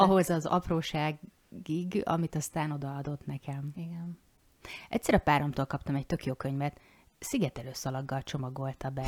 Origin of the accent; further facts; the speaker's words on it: Zala, Hungary; now in Győr, Hungary; Én ugye Zalai vagyok, és mi sok mindent máshogy szoktunk azért mondani